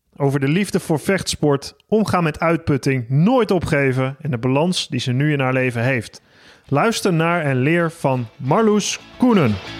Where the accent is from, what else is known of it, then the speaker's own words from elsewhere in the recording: Holten, Overijssel, Netherlands; Ik kom ook uit Overijssel. Holte